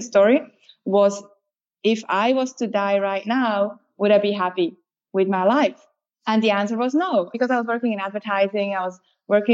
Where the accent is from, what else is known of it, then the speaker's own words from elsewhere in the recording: Switzerland; moved away as an adult; now in Australia; I grew up in Switzerland and then became Australian. I've been here for 14 years.